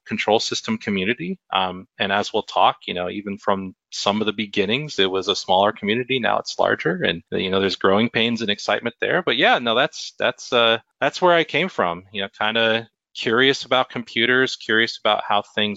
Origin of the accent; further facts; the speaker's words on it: New Jersey, United States; moved away as an adult; also born or lived in California; now in Chattanooga, Tennessee, United States; Born in California, raised in New Jersey